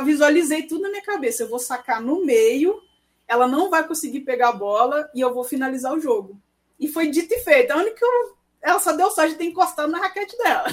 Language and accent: Portuguese; Belo Horizonte, Minas Gerais, Brazil; moved away as an adult; now in Brasília, Brazil; que eu sou mineirinha